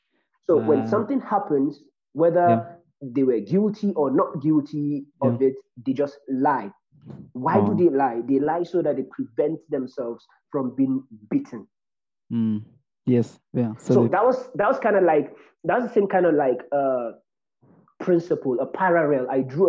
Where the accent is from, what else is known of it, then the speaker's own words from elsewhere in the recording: Nigeria; as a Nigerian